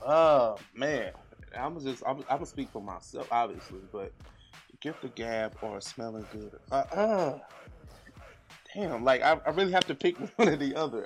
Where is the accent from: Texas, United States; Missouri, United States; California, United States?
Missouri, United States; St. Louis; We hail from Saint Louis, Missouri, um, so we're in the middle of the map.